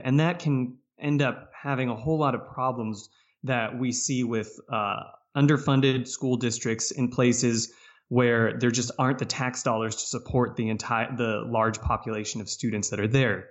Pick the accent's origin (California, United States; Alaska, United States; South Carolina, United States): California, United States; Valencia; moved away as an adult; also born or lived in Philadelphia; I came from Southern California. That's where I grew up. Town called Valencia, which about forty minutes north of L